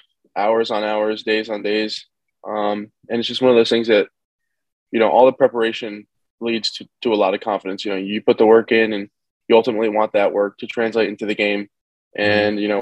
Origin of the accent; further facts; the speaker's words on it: Rye Brook, New York, United States; also born or lived in North Carolina; I'm from Rybrook, New York